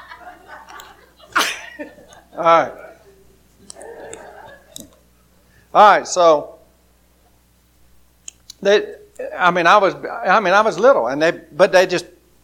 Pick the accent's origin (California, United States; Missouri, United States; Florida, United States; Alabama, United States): Alabama, United States; Grady; growing up in Grady, Alabama